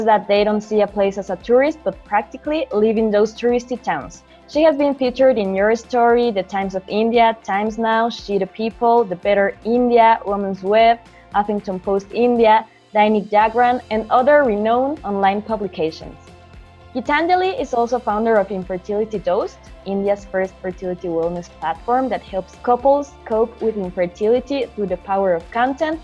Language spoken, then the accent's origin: English; Mexico; I am Mexican